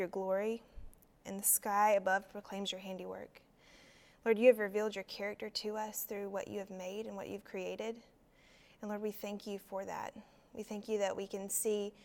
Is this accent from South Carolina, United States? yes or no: yes; South Carolina, United States; I am from South Carolina